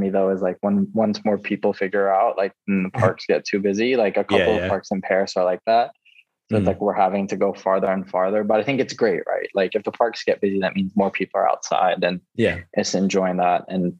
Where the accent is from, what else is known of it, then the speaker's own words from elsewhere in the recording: Philippines; born there; And so I was born in the Philippines and we have like a bunch of different beaches.